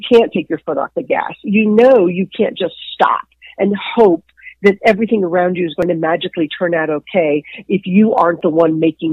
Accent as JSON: {"language": "English", "town": "Dallas", "region": "Texas", "country": "United States", "tie": "born or raised there", "moved": "as an adult", "said": "I grew up in Dallas, Texas"}